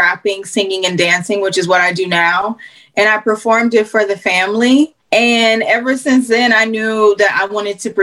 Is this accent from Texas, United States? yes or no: yes; Houston, Texas, United States; I'm from Houston